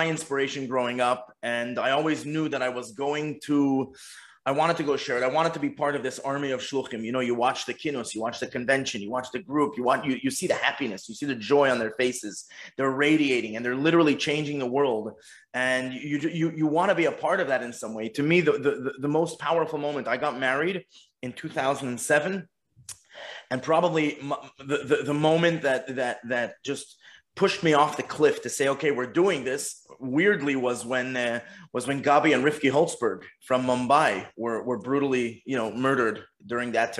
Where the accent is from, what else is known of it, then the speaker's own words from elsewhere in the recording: Montreal, Quebec, Canada; moved away as an adult; now in Los Cabos, Mexico; I'm born and bred in Montreal, and grew up in the box called the Montreal Jewish Community